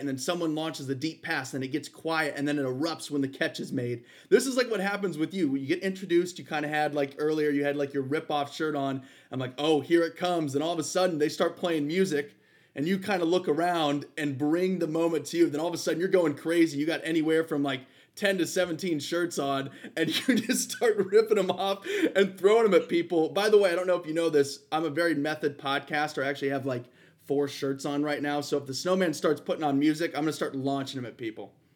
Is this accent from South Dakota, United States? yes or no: no; Ohio, United States; we're from Ohio